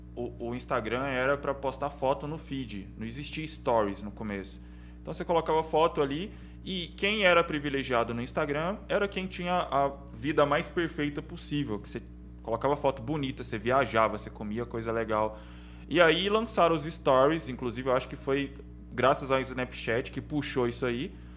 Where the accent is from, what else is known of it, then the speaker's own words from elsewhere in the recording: Caldas Novas, Goiás, Brazil; Eu nasci aqui